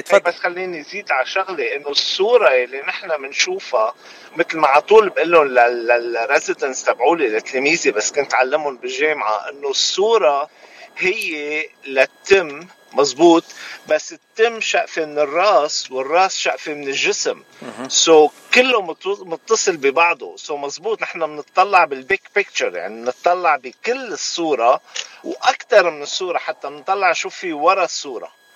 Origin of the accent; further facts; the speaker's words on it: Ain el Remmaneh, Mount Lebanon, Lebanon; moved away as an adult; also born or lived in Maasser el Chouf, Lebanon; now in San Antonio, United States; خلقت وربيت بعين الرمانه